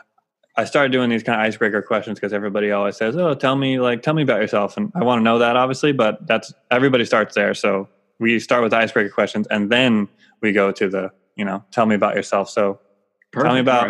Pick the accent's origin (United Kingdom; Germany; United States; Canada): United States; California; now in New England, United States; I grew up in California, you know, so growing up, it's a lot less seasonal there